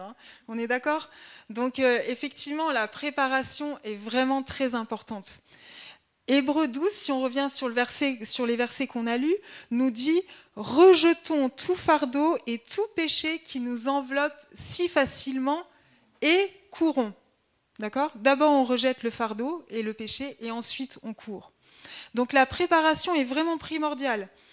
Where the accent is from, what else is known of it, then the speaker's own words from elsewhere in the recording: Grenoble, Auvergne-Rhône-Alpes, France; moved away as an adult; also born or lived in Haute-Marne; now in Dijon, France; je suis originaire de Grenoble. Euh, donc toute ma famille est grenobloise